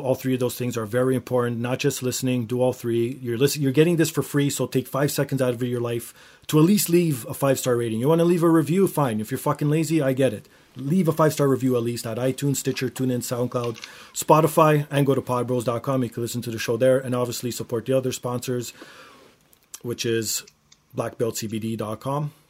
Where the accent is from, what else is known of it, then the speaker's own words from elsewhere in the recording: Toronto, Ontario, Canada; my hometown of Toronto